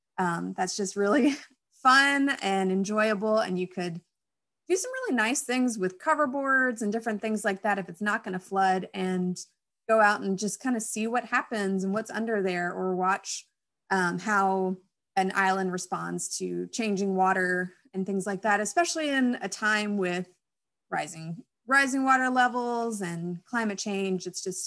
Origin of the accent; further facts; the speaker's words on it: Jackson, United States; moved away; Where I grew up in Jackson, there were albino squirrels.